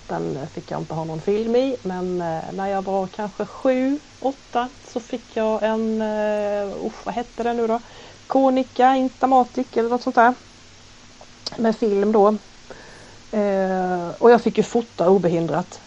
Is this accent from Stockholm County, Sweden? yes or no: no; Halmstad, Halland County, Sweden; äkta hallänning, född och uppvuxen i Halmstad